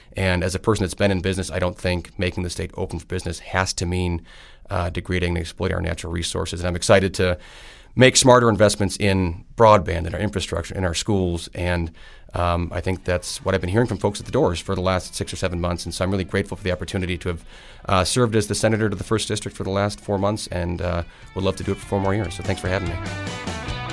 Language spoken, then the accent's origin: English; Green Bay, Wisconsin, United States; also born or lived in Stevens Point, Wisconsin / Madison, Wisconsin / Twin Cities, Minnesota / Door County, Wisconsin; I grew up in Green Bay